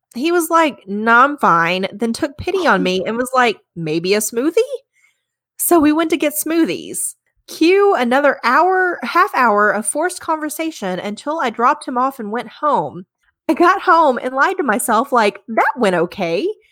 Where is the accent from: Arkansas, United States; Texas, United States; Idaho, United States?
Arkansas, United States; growing up in Arkansas, clo-, so close to Hot Springs